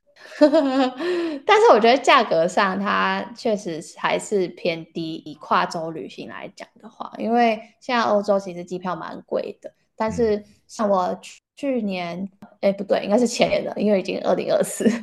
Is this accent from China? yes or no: no; Taiwan; now in South Africa; 我们台湾的，因为可能台湾这是密集度很高，然后地方其实就是蛮小的